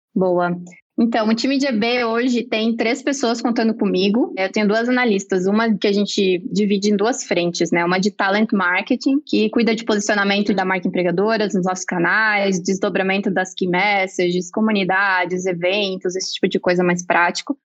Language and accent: Portuguese; Santa Catarina, Brazil; moved away as an adult; now in São Paulo, Brazil; Eu sou catarinense, mas eu moro em São Paulo há pouco mais de um ano e meio